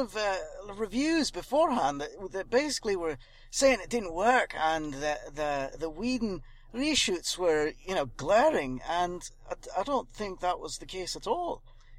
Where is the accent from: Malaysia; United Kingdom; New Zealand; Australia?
United Kingdom; Scotland; From Scotland.